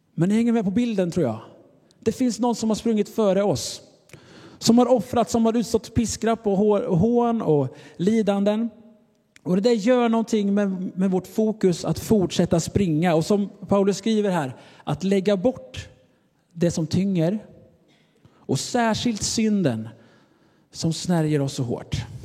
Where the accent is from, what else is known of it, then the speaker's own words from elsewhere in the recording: Sweden; Jag är av svensk nationalitet